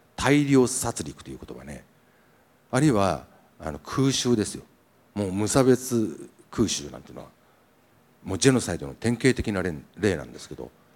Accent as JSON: {"language": "Japanese", "region": "Niigata", "country": "Japan", "said": "新潟の作家、まあ、僕もそうです"}